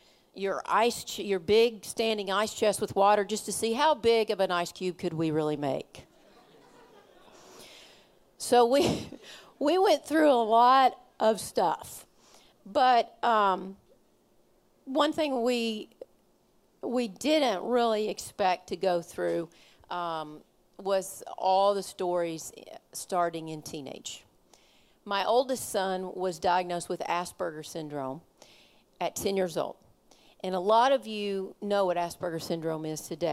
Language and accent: English; Kentucky, United States; I'm from Kentucky